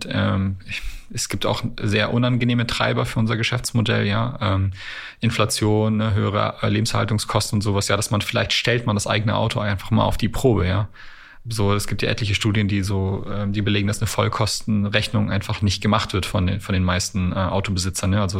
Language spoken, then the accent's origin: German; Canada; born there; ich bin ein gebürtiger Kanadier